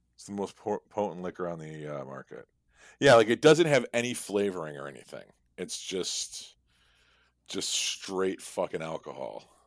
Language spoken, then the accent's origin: English; Chicago, Illinois, United States; We're both from Chicago